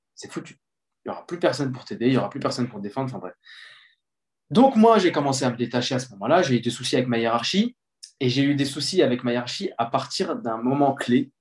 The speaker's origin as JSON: {"language": "French", "town": "Les Mureaux", "region": "Île-de-France", "country": "France", "tie": "born or raised there", "also_born_or_lived": "Colombes / Sartrouville", "said": "J'ai grandi au Mureau, dans les Yvelines. Puis, j'ai déménagé à Sartrouville."}